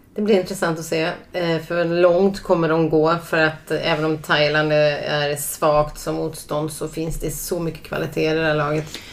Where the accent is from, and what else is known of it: Sweden